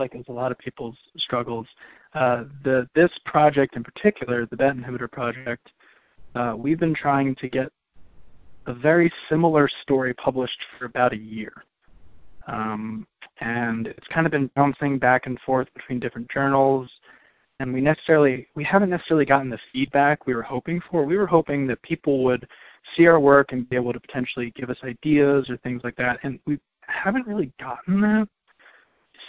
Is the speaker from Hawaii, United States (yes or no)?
no; Cheltenham, Pennsylvania, United States; So I grew up in Cheltenham, which is a suburb just north of Philadelphia, and I'm a native Pennsylvanian